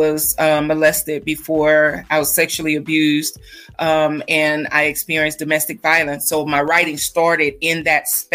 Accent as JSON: {"language": "English", "region": "Texas", "country": "United States", "moved": "yes", "lives_now": "Colorado Springs, United States", "said": "I'm actually in Colorado as well, Colorado Springs, but I'm not from here. I'm actually from Texas"}